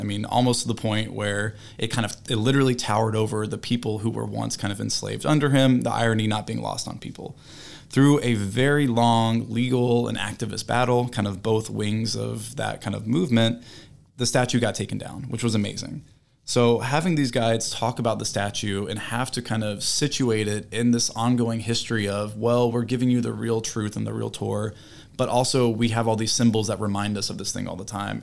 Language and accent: English; South Carolina, United States; I'm from South Carolina. So, um, I grew up hearing about, you know, the language, hearing about the people